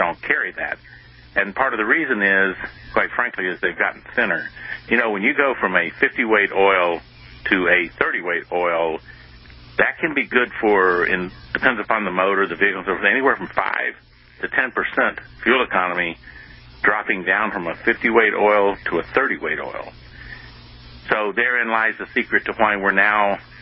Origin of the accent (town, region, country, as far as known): United States